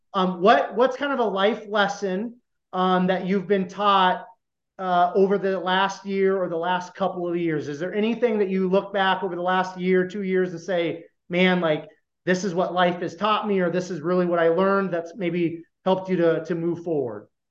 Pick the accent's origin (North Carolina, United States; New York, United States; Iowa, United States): Iowa, United States; I grew up in a small town, less than five thousand people in Iowa